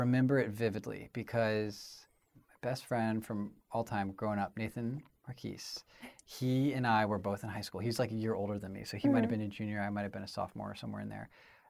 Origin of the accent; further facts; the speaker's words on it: Little Rock, Arkansas, United States; I have family in Texas. I have family all over. But I was I grew up in Little Rock mostly.